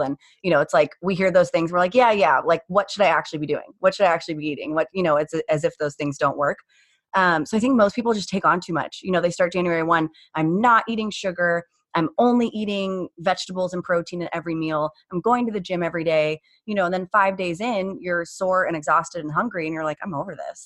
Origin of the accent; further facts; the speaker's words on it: Phoenix, Arizona, United States; born and raised in Phoenix.